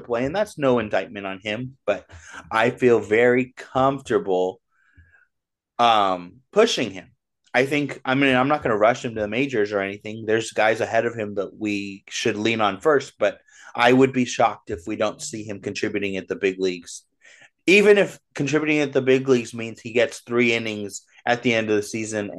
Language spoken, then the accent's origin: English; Orange County, California, United States; When I was a kid, I grew up in Orange County